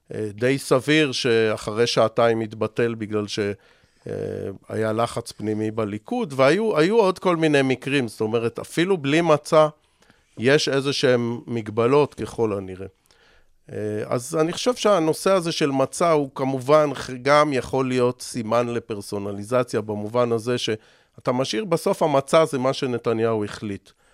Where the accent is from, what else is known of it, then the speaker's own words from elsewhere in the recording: Israel; אני בסוף ישראלי